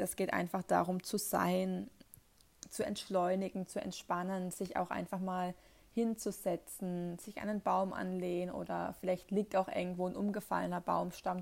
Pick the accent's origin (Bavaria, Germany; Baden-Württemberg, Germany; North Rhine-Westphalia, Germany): Baden-Württemberg, Germany; near the Northern Black Forest; ich komme ja hier aus der Nähe vom Nordschwarzwald